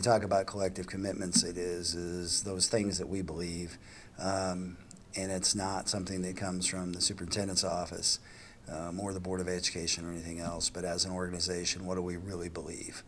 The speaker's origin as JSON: {"language": "English", "region": "Nebraska", "country": "United States", "tie": "born or raised there", "also_born_or_lived": "Wyoming", "moved": "yes", "said": "I was born and raised in Nebraska"}